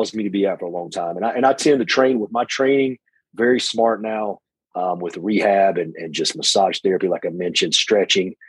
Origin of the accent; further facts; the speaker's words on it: Hickory, North Carolina, United States; I'm from small town Hickory, North Carolina.